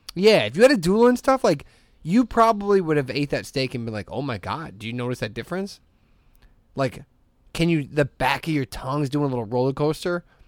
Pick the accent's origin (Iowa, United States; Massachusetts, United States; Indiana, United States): Indiana, United States; Hammond; I'm from Hessville